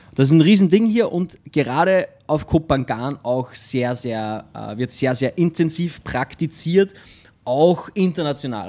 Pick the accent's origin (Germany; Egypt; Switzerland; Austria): Austria; also born or lived in Linz; bei uns in Österreich